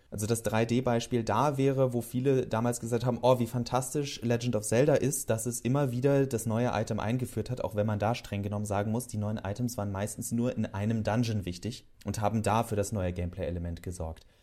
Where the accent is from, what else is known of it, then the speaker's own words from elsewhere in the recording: Northern Hesse, Germany; moved away; in meiner alten Heimat in Nordhessen